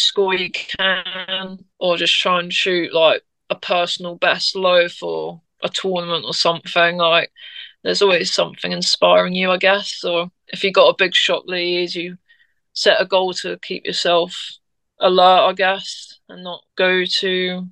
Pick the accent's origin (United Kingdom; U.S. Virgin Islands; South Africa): United Kingdom; being British